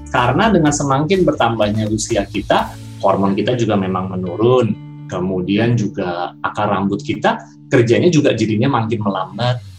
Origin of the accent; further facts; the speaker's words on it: Jakarta, Indonesia; moved away as an adult; now in Balikpapan, Indonesia; aku kecilnya di Jakarta sih, tapi ketika udah lulus, aku kayak, aduh Jakarta terlalu macet dan membuatku kusut.